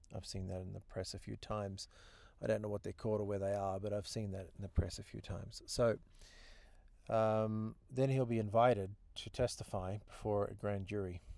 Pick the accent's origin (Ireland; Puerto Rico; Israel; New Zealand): New Zealand; moved away as an adult; also born or lived in Australia; now in United States; I'm a Kiwi. I live in the United States. Been here now thirteen years.